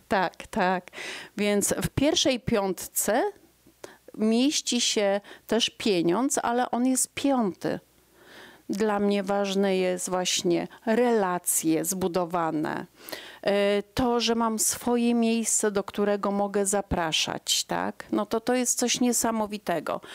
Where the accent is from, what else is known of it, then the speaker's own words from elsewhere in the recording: Iława, Warmian-Masurian Voivodeship, Poland; moved away as an adult; now in Jastrzębia Góra, Poland; ja pochodziłam z bloku, z 38 metrów, z Iławy mojej ukochanej